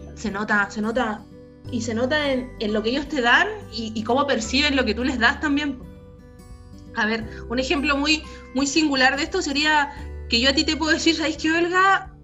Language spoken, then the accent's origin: Spanish; Iquique, Tarapacá, Chile; yo soy, nosotros somos de Iquique